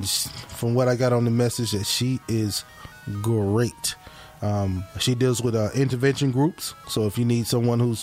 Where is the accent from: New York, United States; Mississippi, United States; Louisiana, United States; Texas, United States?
Mississippi, United States; Hattiesburg; born or raised there